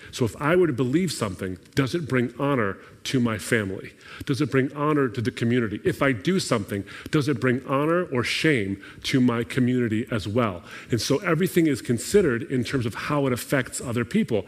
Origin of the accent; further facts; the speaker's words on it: Lebanon; moved away; My people, I'm from Lebanon, I'm from the Middle East.